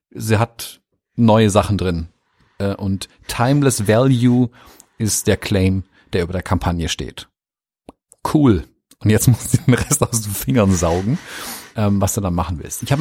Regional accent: Baden-Württemberg, Germany; Hallo, bin ja Schwabe

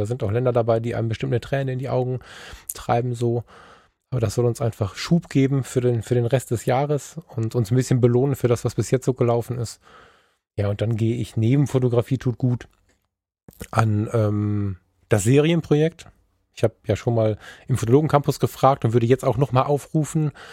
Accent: Germany; wenn wir als Deutsche

